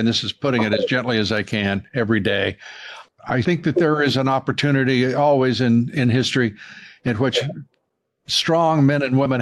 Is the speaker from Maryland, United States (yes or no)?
no; Texas, United States; I'm a Texan too